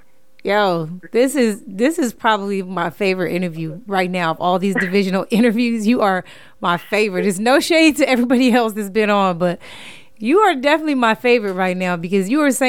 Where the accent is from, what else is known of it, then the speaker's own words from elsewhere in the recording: Inglewood, California, United States; I'm from Inglewood. I'm from Inglewood, California.